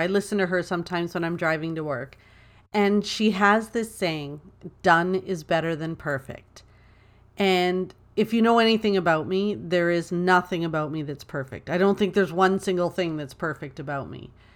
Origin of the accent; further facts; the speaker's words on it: Toronto, Ontario, Canada; I was born and raised in Toronto, Ontario. I'm a proud Canadian girl.